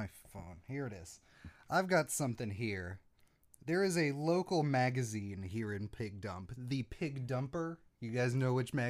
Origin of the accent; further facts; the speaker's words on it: the South, United States; we're from the South.